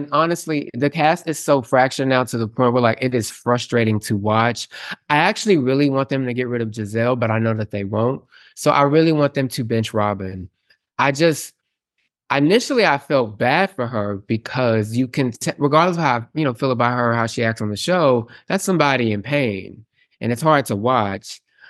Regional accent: Houston, Texas, United States; So, and obviously I have Houston superiority attitude because obviously

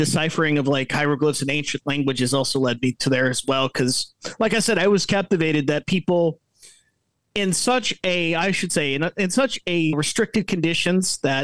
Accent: Florida, United States; moved away; growing up in the Gunshine State, aka Florida

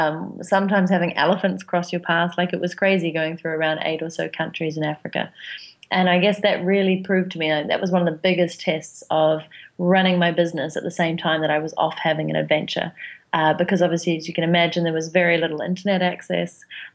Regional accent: New Zealand; And the accent is because I'm from New Zealand.

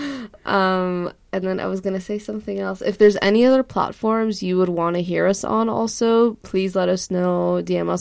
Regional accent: Los Angeles, California, United States; whenever people ask me where I'm from California, I'm like, LA.

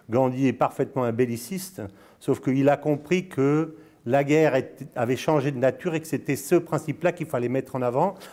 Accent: Dolisie, Republic of the Congo; born there; also born or lived in Senegal / Morocco / Spain / Brazil; D'abord, je suis né, je suis né au Congo, hein, à Dolisie, je ne sais pas si tu connais, à côté de, Bra à côté de voilà. j'ai vécu au Sénégal, au Maroc, en Espagne, au Brésil.

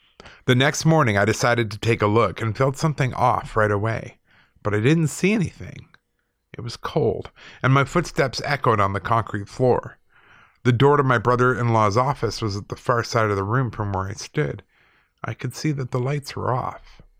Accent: South Dakota, United States; also born or lived in Chicago; My whole life has been a mess of paranormal activity, both here in South Dakota where I grew up and in Chicago where I went to school. I'm of Native American heritage and a firm believer in the paranormal.

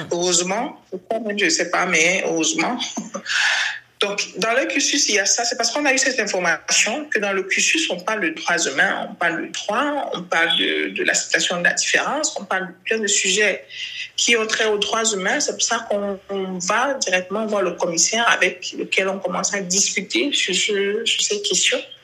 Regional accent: Cameroon; nous sommes Camerounais

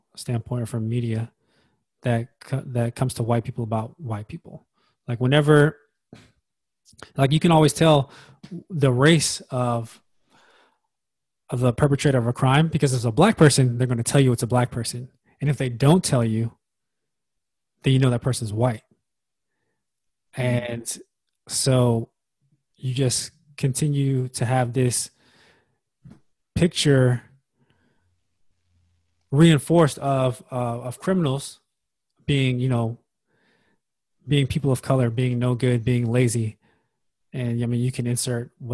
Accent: United States; it's also part of being American.

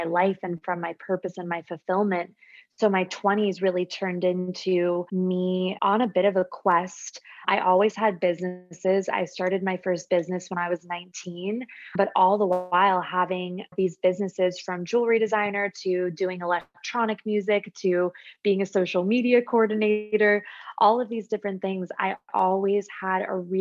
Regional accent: Phoenix, Arizona, United States; I'm born and raised in Phoenix, Arizona

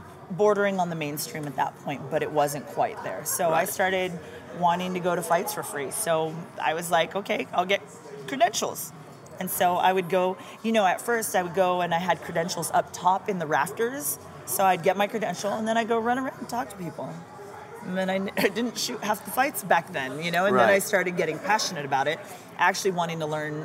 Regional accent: Cayman Islands; now in Las Vegas, United States; I was born in the Cayman Islands

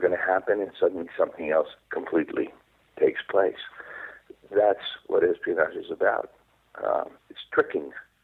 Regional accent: Israel; English is a second language; I wrote in Hebrew. I wrote, and that was my main language when I growing up in Israel

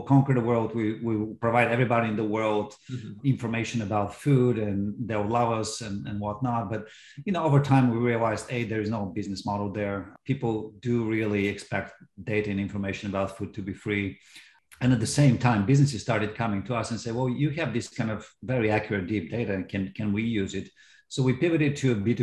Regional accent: Bulgaria; moved away as an adult; now in United States; I'm from Bulgaria originally, and I came here for college in 1992.

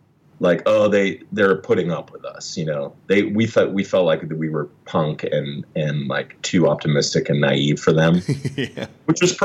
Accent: Berkeley, California, United States; my East Bay life, which is my home, actually. I mean, I grew up in Berkeley.

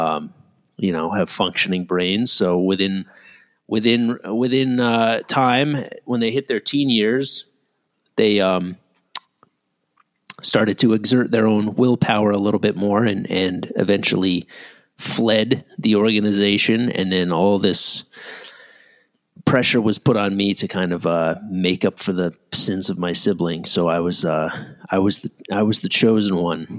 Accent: Ridgefield, Connecticut, United States; my parents were living in my hometown, Ridgefield, Connecticut

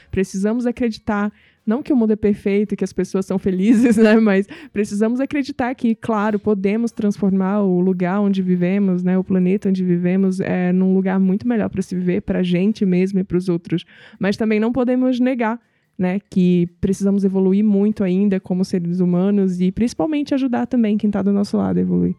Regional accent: Northeast Region, Brazil; moved away; eu vim do Nordeste é, e eu entendo bem como é a vida no Nordeste

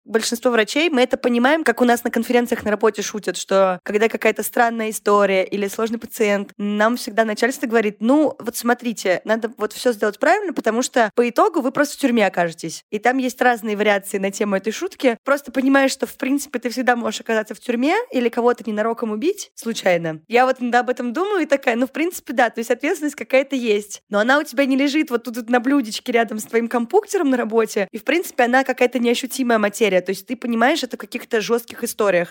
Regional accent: Saint Petersburg, Russia; и жила все детство на Удельной в Петербурге

